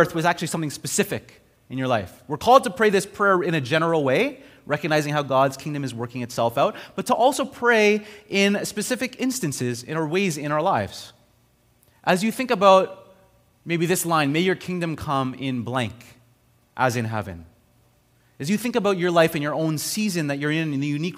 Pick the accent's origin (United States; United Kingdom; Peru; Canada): Canada; Montreal, Quebec; moved away; also born or lived in Ontario; I grew up in Montreal, and then I went to Ontario, and then I came back to Montreal